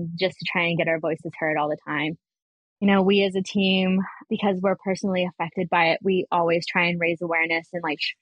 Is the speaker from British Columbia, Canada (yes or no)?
yes; Vancouver, British Columbia, Canada; growing up in East Van.